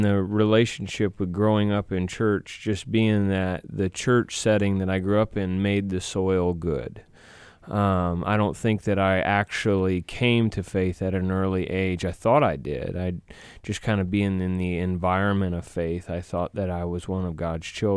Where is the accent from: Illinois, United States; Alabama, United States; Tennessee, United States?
Illinois, United States; Cherry Valley; also born or lived in Rockford, Illinois; when I was young, my parents moved just outside of Rockford, Illinois, to Cherry Valley